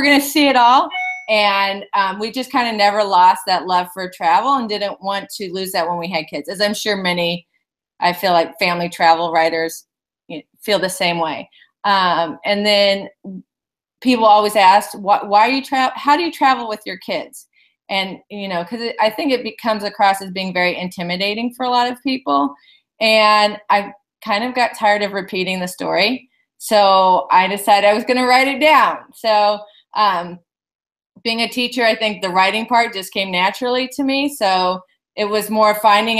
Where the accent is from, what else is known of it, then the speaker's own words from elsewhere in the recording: Phoenix, Arizona, United States; also born or lived in San Diego; now in Chicago, United States; I'm originally from Phoenix, so moving to Chicago was quite an eye-opener